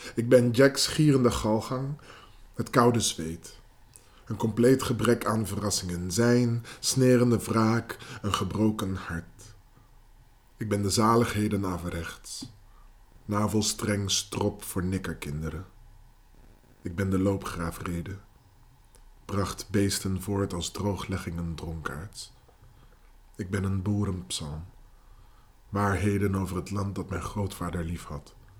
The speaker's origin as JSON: {"language": "Dutch", "country": "Netherlands", "tie": "born or raised there", "first_language": "Dutch and English", "said": "Ik ben in Nederland mijn hele leven zwart geweest."}